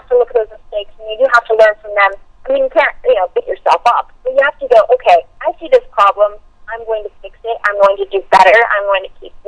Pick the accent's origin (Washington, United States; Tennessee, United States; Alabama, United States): Washington, United States; Seattle; growing up in Seattle, because it's a smaller indie market